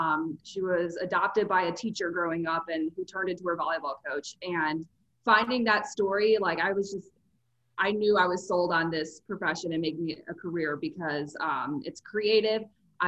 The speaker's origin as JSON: {"language": "English", "town": "Chicago", "region": "Illinois", "country": "United States", "tie": "born or raised there", "said": "But I grew up in Chicago, which is a huge sports town."}